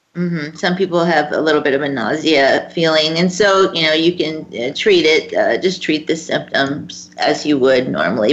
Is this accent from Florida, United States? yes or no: yes; Florida, United States; my home state of Florida